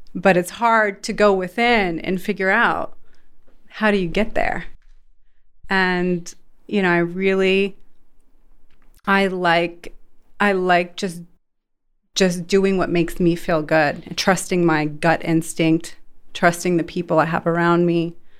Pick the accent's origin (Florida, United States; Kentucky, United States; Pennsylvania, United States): Florida, United States; Sarasota; moved away as an adult; also born or lived in Los Angeles / Las Vegas / Saudi Arabia; now in Dubai, United Arab Emirates; I was born and raised in Sarasota, Florida.